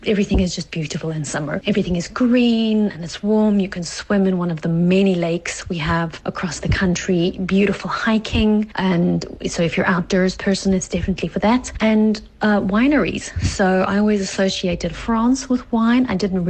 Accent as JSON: {"language": "English", "country": "South Africa", "moved": "as an adult", "lives_now": "Switzerland", "said": "as a South African with spending rand"}